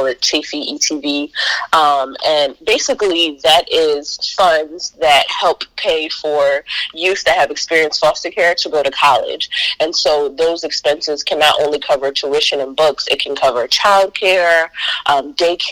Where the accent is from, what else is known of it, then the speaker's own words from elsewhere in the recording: near Atlantic City, New Jersey, United States; moved away as an adult; now in Delaware, United States; I'm originally from South Jersey, close to Atlantic City